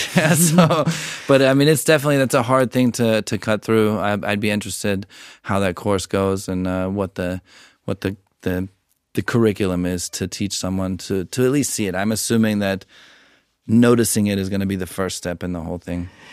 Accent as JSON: {"language": "English", "country": "United States", "said": "being American"}